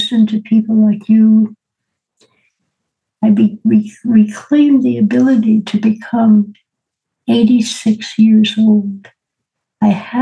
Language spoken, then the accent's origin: English; New York City, New York, United States; Born and raised in New York City